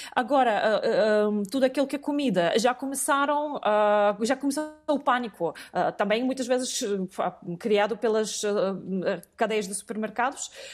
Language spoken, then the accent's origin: Portuguese; Russia; moved away as an adult; now in Portugal; nasci na União Soviética, depois passei a viver na Federação Russa.